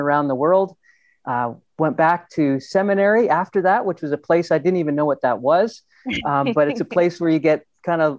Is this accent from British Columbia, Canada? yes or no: no; Ontario, Canada; I grew up in Ontario in a beautiful place with kind of lakes and loved that.